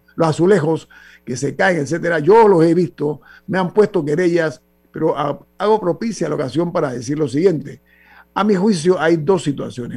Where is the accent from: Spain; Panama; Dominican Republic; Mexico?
Panama; como ciudadano panameño